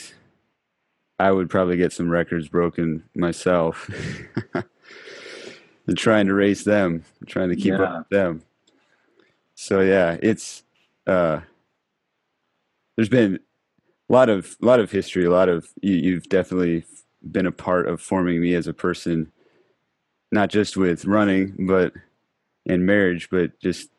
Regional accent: Minnesota, United States; moved away as an adult; also born or lived in Thailand; I grew up in Minnesota

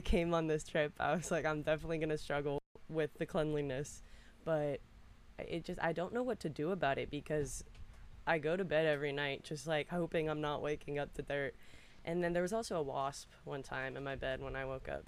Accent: Reston, Virginia, United States; I'm from Reston, Virginia. It's right outside of DC

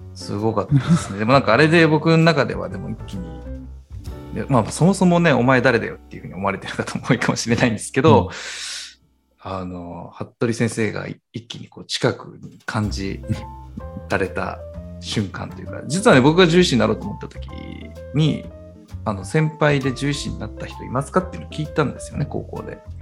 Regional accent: Nagoya, Aichi, Japan; 名古屋出身の我々なんですが

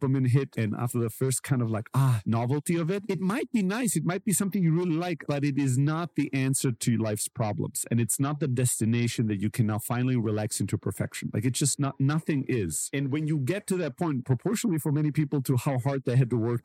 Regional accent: Germany; I grew up in Germany and I grew up in a very like immigrant social housing kind of environment

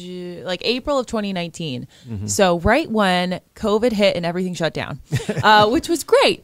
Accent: New York suburbs, United States; moved away as an adult; now in Baltimore, United States; I grew up in New York. And then mm-hmm. I moved here right in Fells Point about, I think it was like April of 2019.

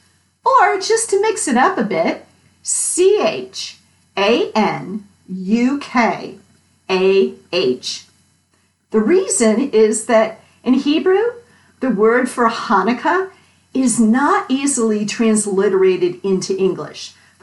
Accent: Connecticut, United States; Growing up in Connecticut, many of my friends were Jewish

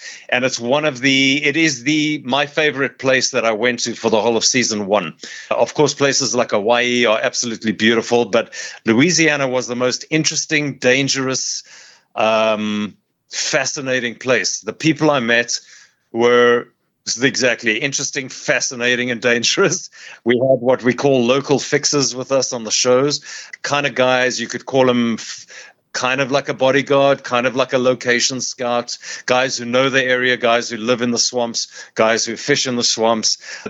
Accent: South Africa; I can roll my R's because I'm from South Africa, so it's kind of a kind of guttural Afrikaans, but I love them.

